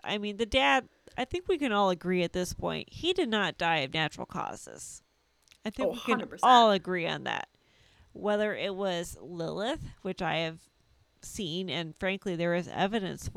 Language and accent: English; United States; I am American